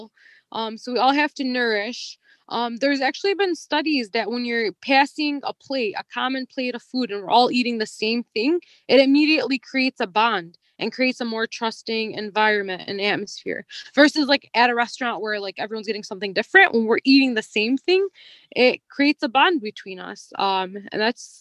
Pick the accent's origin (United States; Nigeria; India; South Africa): United States; an American born Muslim